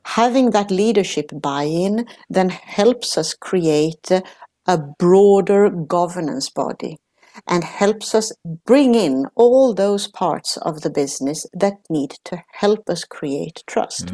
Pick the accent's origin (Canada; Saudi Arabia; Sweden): Sweden; now in Netherlands; I'm Italian, but I grew up in Sweden. So, uh, from Italian parents